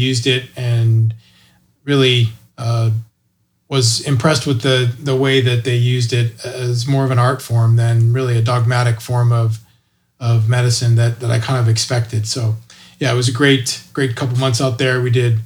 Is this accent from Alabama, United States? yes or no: no; Indiana, United States; also born or lived in Texas / Dallas, Texas; now in Denton, United States; I am from Indiana, but I moved here in 1981 to Texas. So I wasn't born here, but I got here as fast as I could.